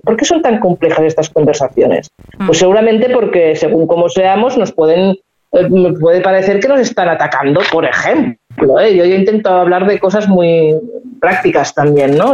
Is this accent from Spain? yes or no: yes; Spain; los que somos de España